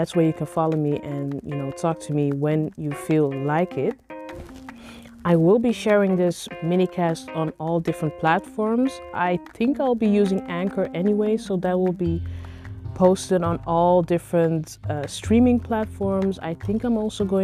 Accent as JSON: {"language": "English", "country": "Netherlands", "tie": "born or raised there", "said": "I am Nigerian, but I grew up here in the Netherlands"}